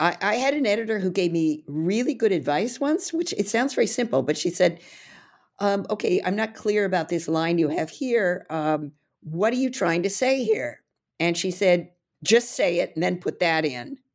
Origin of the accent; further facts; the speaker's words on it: California, United States; now in New York City, United States; I originally was born and raised in California, but I've lived in the East Coast, uh, quite a long time now